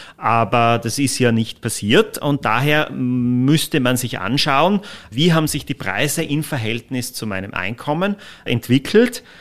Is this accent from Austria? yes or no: yes; Austria